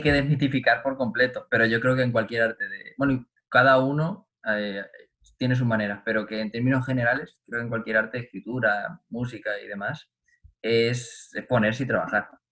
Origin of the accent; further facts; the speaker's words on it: Cuenca, Castilla-La Mancha, Spain; la Academia de mi pueblo, en Cuenca